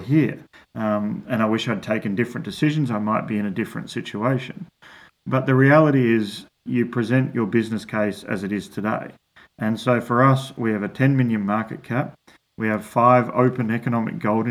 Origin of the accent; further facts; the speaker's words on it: Australia; moved away; an Australian from a farming background